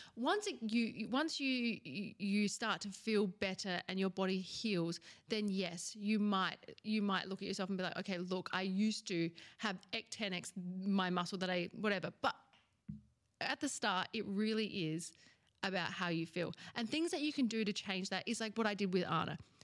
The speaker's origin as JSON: {"language": "English", "country": "Australia", "said": "I'm from Australia"}